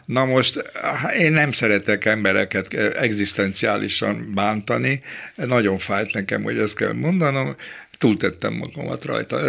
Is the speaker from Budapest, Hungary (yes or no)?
yes; Budapest, Hungary; accent: Kőbánya slang; én kőbányai vagyok, és a kőbányai szlengel az az anyanyelvem